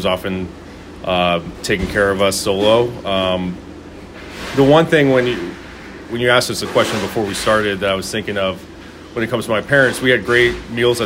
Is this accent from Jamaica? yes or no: no; Burlingame, California, United States; Mr. Digby was my family dog growing up in Burlingame